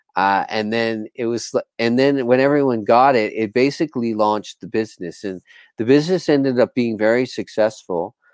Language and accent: English; Bermuda; moved away as an adult; also born or lived in Sayulita, Nayarit, Mexico; I'm from Bermuda in the Caribbean, and I moved to Sayulita from Bermuda